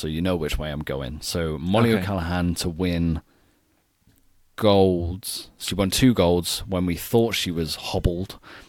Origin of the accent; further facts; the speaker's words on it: United Kingdom; as a Brit